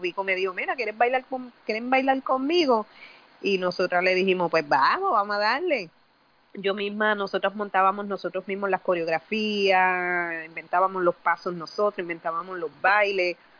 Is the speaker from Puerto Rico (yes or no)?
yes; San Juan, Puerto Rico; Yo soy de Puerta de Tierra, eh, me crié ahí, crecí ahí, este, y todavía pues soy de ahí, nunca me he ido básicamente